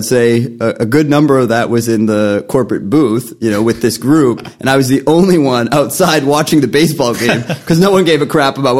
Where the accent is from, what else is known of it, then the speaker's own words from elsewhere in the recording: Boston, Massachusetts, United States; moved away as an adult; also born or lived in New York City / Queens; originally I'm born and raised in the Fenway.